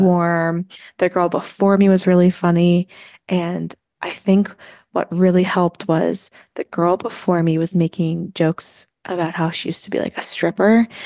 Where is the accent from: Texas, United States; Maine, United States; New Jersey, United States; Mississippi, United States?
New Jersey, United States; since I'm from New Jersey